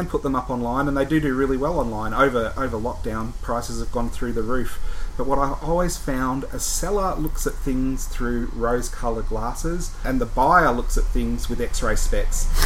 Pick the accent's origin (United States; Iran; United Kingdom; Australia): Australia; Melbourne, Victoria; I grew up in Melbourne